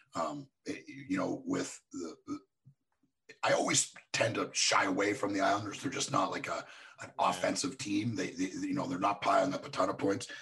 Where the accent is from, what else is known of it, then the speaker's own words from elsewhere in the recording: across from Buffalo, Ontario, Canada; moved away; I grew up in Canada, like just across from Buffalo